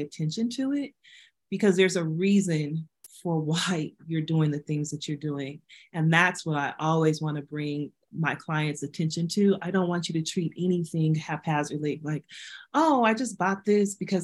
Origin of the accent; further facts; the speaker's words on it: Denver, Colorado, United States; I grew up in Denver, I'm two blocks from City Park